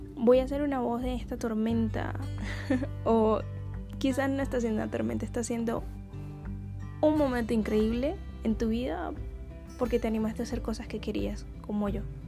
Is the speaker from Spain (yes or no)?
no; Caribbean Region, Colombia; first language Spanish; also born or lived in Barranquilla; soy del Caribe colombiano, soy colombiana